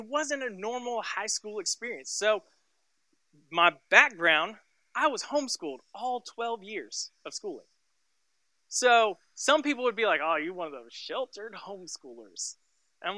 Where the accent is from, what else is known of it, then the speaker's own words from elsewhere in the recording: Tulsa, Oklahoma, United States; I grew up and I was born and raised in Tulsa, Oklahoma. And so we lived in a small little suburb called Sand Springs. And I lived there until I was 17 years old.